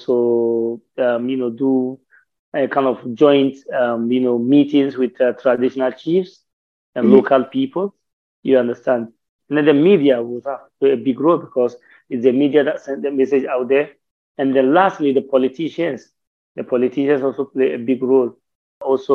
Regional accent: Ghana; being a Ghanaian, be staying in Ghana for long? My great-grandfather was born here

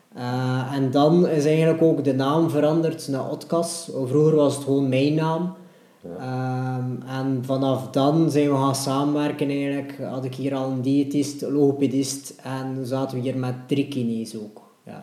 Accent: Ostend, Flanders, Belgium; ik ben eigenlijk ook van de Vuurtorenwijk

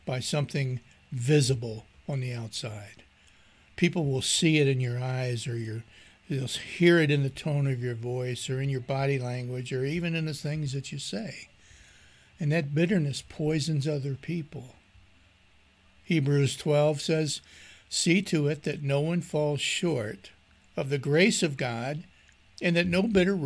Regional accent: Maryland, United States; moved away; I'm from Maryland originally

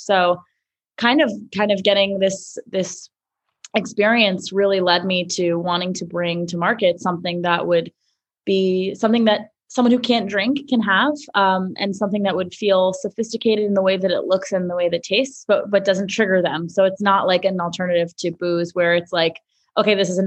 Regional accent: New York City, New York, United States; I grew up in Manhattan

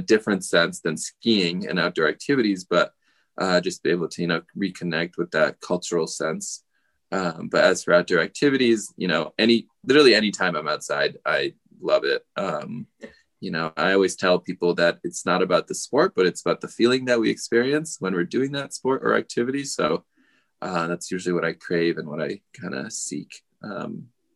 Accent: United States; born or raised there; also born or lived in Gujarat, India

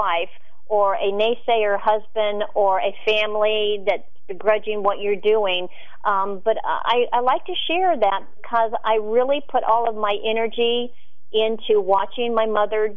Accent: Florida, United States; moved away as an adult; I was raised in Florida

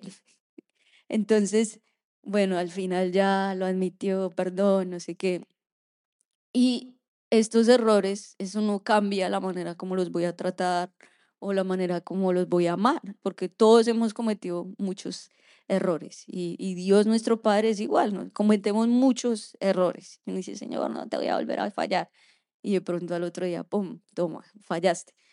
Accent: Colombia; now in Orlando, United States; nosotros como colombianos

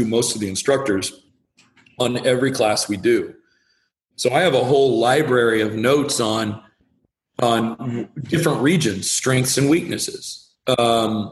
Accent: the Northwest, Pacific Northwest, United States; I am very much someone that was born and raised in the Northwest

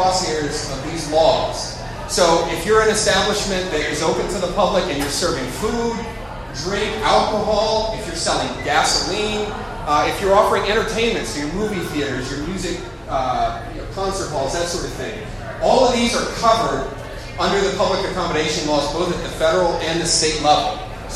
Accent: North Carolina, United States; I'm from North Carolina

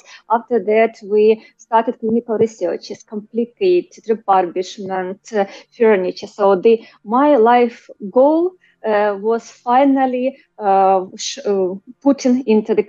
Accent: Kharkiv, Kharkiv Oblast, Ukraine; I'm Ukrainian. I was born in Ukraine, in Kharkiv

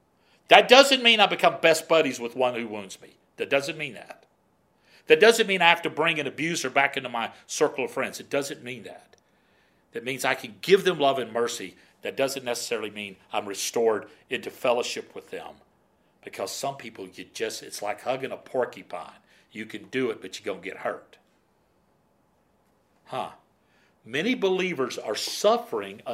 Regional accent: Florida, United States; I grew up in Florida

